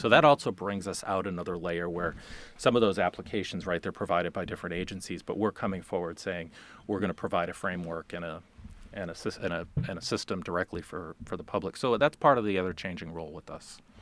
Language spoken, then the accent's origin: English; Boston, Massachusetts, United States; moved away as an adult; also born or lived in Farmington, Maine; now in Maine, United States; I'm originally from the Boston area